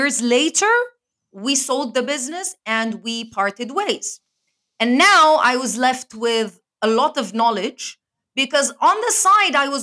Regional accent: Lebanon; moved away as an adult; also born or lived in Spain / Canada / London; now in Dubai, United Arab Emirates; I am born and raised in Lebanon. So I am from the Middle East

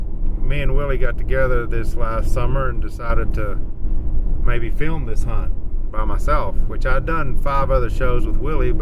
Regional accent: Texas, United States; Well, I come from Texas, so of course we don't have elk in Texas.

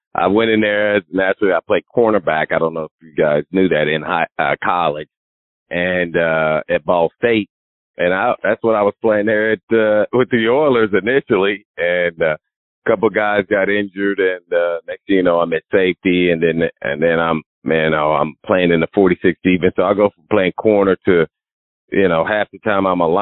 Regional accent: Indianapolis, Indiana, United States; I was too small growing up in Indianapolis

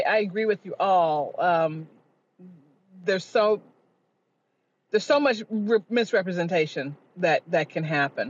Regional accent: Chicago, Illinois, United States; moved away; I'm from Chicago originally, Southside Black Catholic

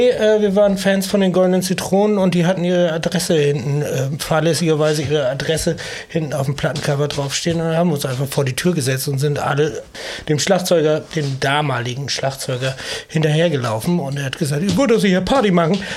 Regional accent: East Frisia, Lower Saxony, Germany; moved away; also born or lived in Hamburg; ich ja, bin Ostfriese

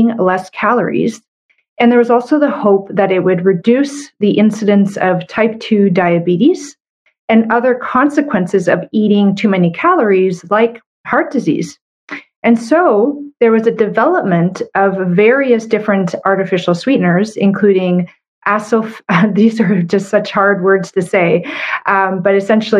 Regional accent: Canada; I'm a Canadian medical doctor

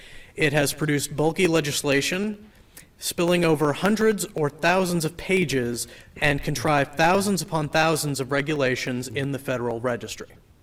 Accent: Harwich, Massachusetts, United States; I am from Harwich, and I'm here to speak in favor of H3541.

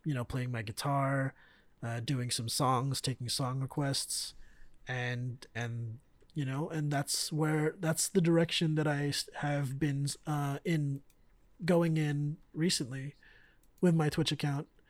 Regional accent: Bay Area, California, United States; growing up in the Bay Area

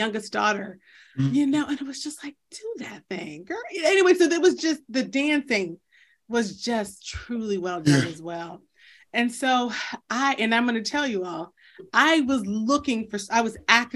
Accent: Pittsburgh, Pennsylvania, United States; growing up in Pittsburgh

